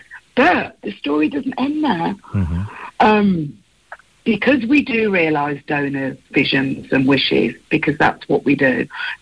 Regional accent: Birmingham, West Midlands, United Kingdom; I am a Brummie. So, so for me, to work for a charity that actually helps people from where I'm from

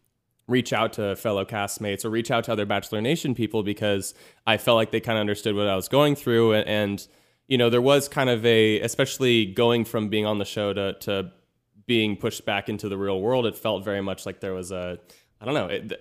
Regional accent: Manhattan Beach, California, United States; I'm 27 and I'm from Manhattan Beach, California.

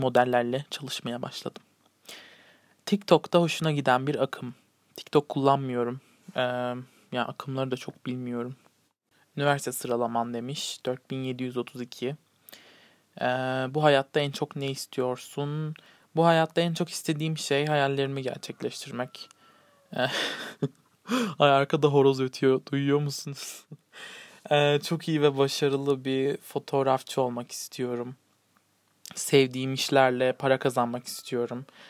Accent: Turkey; Türk'üm. Evet yani Yunan bir e, tarafım da var. Annem

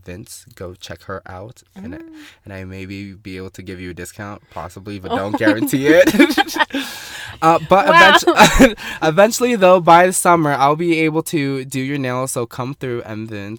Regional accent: Salt Lake Valley, Utah, United States; I was born and raised here in the Salt Lake Valley. First generation in America. My parents are from Vietnam. So I'm like half Vietnamese. Like, I would say, like, 50% Vietnamese, and then I'm, like, African as well

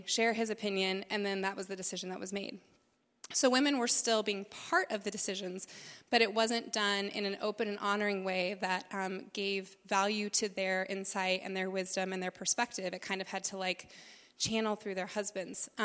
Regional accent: South Dakota, United States; growing up in South Dakota, which is pretty conservative

